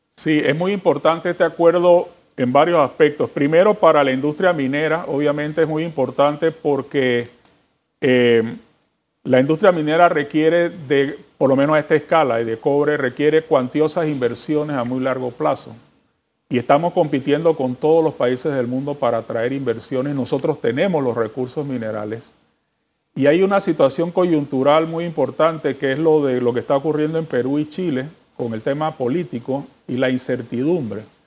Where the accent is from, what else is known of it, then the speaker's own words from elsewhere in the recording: Panama; todos nosotros como panameños